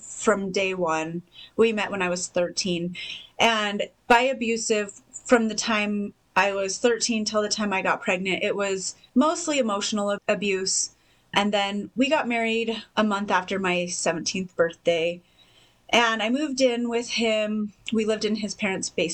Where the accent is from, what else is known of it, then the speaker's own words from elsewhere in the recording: Salt Lake City, Utah, United States; also born or lived in St. George, Utah; I grew up in Salt Lake till I was 15, and then my family moved here to St. George